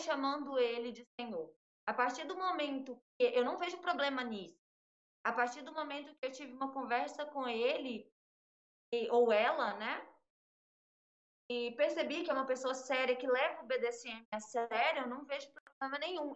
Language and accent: Portuguese; interior of Minas Gerais, Brazil; moved away; Eu sou do interior de Minas Gerais